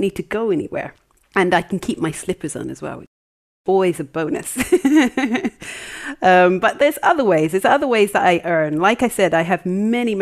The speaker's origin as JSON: {"language": "English", "country": "Jamaica", "moved": "yes", "lives_now": "Wales, United Kingdom", "said": "we're Jamaican"}